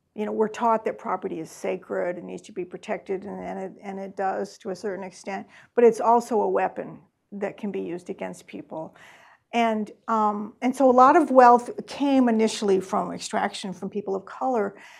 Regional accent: Columbia, Missouri, United States; now in Massachusetts, United States; I am from Missouri, from Columbia, Missouri

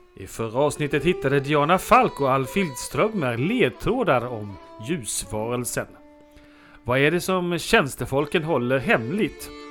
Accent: Halland County, Sweden; jag är hallänning

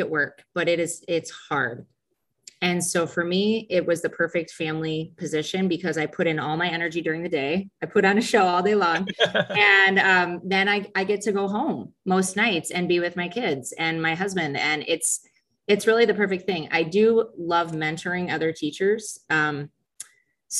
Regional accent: Sycamore, Illinois, United States; now in DeKalb, United States; We grew up in Sycamore, but have actually lived in DeKalb since 2002.

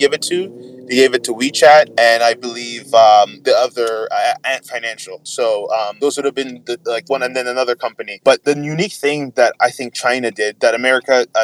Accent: Nigeria; as a Nigerian

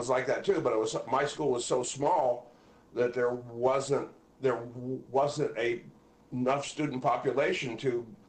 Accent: Midwest, United States; Just the Midwest.

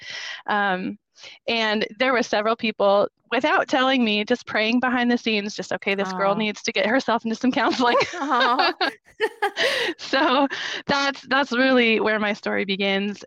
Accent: Minnesota, United States; moved away as an adult; now in Florida, United States; We are originally from Minnesota

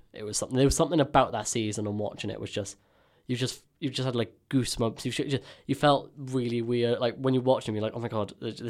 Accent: Swansea, Wales, United Kingdom; I feel bad because obviously I'm from Swansea, so I follow Swansea

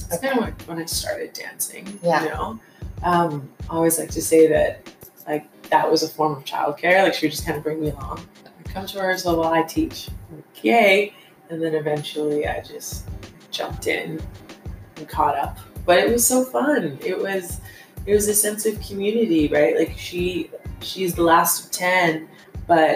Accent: Calgary, Alberta, Canada; I'm from Calgary, Alberta

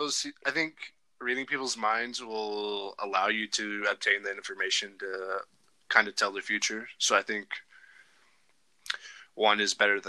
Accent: Washington, United States; moved away as an adult; now in Dillon, United States; I grew up in Washington, but I'm not going to lie, I love Montana. I've been here for, it's been almost 5 years now

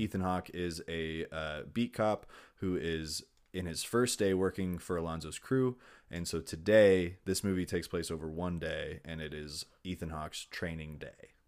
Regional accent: Long Beach, California, United States; I'm from Long Beach.

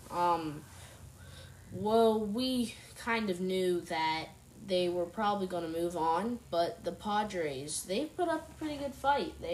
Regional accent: United States; Washington is second because that's my hometown.

